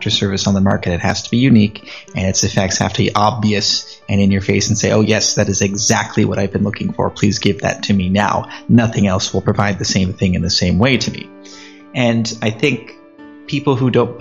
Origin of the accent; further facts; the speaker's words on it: San Diego, California, United States; moved away as an adult; also born or lived in Armenia; now in Davao City, Philippines; I'm originally from California, the good old USA, San Diego. And I stayed the first 18 years of my life